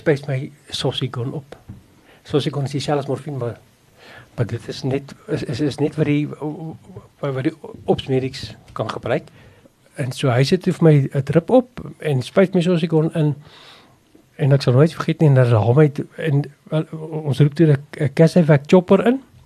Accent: South Africa; Ek het op 'n plaas groot geword by Noustroom.

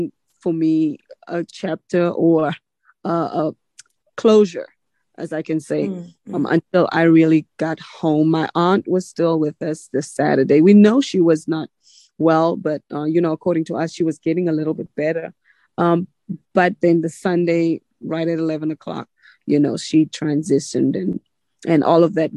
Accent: South Africa; now in United States; I still feel like I'm South African. Really, when I'm in South Africa, I just feel like ain't nothing like home

